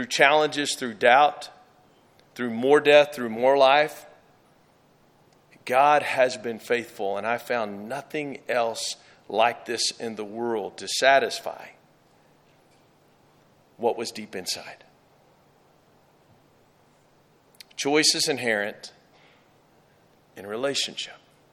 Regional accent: Texas, United States; I'm from Texas

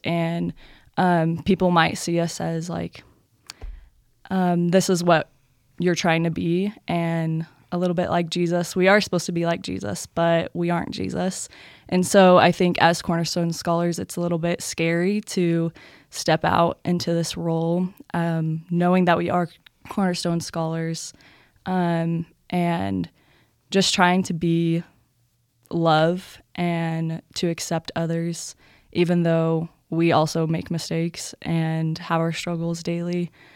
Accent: Louisville, Texas, United States; I'm from Louisville, Texas

